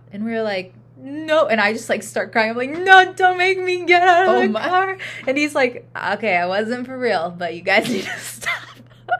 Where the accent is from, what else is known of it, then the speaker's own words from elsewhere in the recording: Kankakee, Illinois, United States; In Kankakee. My family at that time lived right on Kennedy Drive, like down the street from Family House Restaurant, which, you know, my parents own